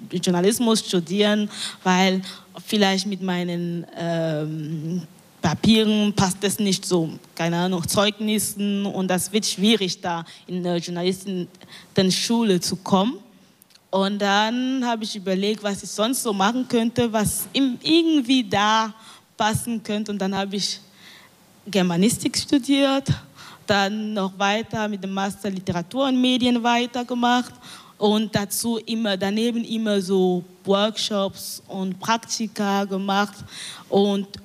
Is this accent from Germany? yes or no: no; Cameroon; weil in meiner Heimatstadt ähm, ein Radio, ein neu, ein, das erste Radio von der Stadt gebaut wurde. Das ist eine kleine Stadt in Kamerun, das heißt Idea.